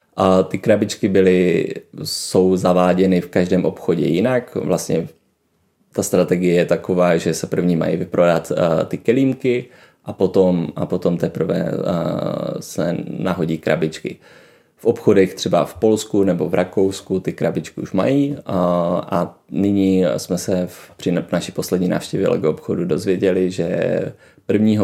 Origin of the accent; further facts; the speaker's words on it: Brno, South Moravian Region, Czechia; moved away; jsem byl z Brna